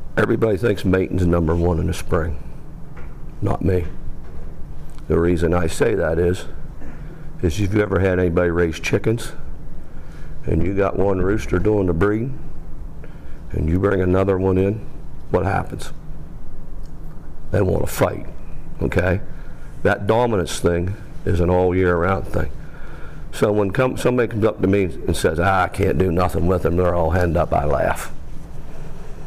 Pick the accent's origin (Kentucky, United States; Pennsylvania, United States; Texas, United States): Pennsylvania, United States; Central; I'm from Central Pennsylvania